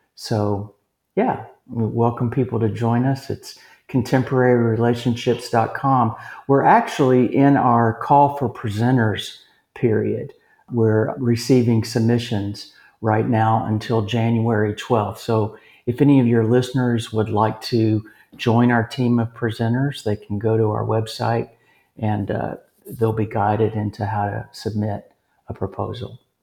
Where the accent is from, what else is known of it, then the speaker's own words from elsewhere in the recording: Lexington, Kentucky, United States; moved away as an adult; now in Texas, United States; Lexington, Kentucky, my hometown